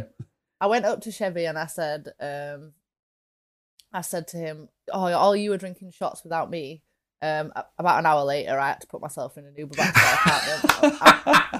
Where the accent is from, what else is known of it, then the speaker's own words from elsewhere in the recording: England, United Kingdom; for me as an English person